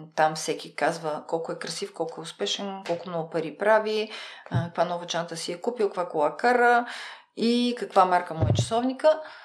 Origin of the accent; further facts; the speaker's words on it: Bulgaria; аз идвам от България